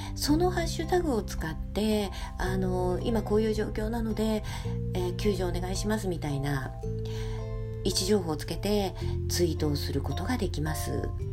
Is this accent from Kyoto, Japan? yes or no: no; Setagaya, Tokyo, Japan; 私の実家はあの東京の世田谷っていうとこにありまして